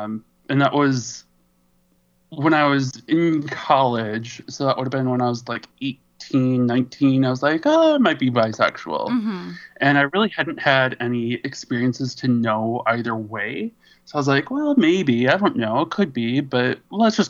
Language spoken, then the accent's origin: English; Wisconsin, United States; also born or lived in San Francisco, California; now in Minneapolis, United States; I'm originally from Wisconsin